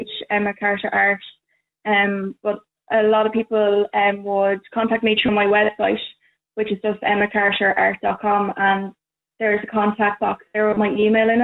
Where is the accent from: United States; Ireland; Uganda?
Ireland; Collinstown, Leinster; I'm from Ireland and Westmead and Collinstown, a teacher in Cavan